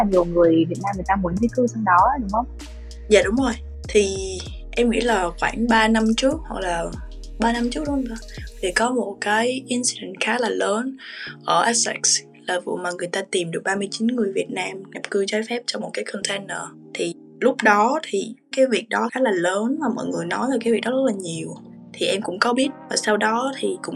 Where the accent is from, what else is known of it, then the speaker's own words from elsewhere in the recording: Vietnam; sau đó thì em giải thích cái điều mà em đến từ Việt Nam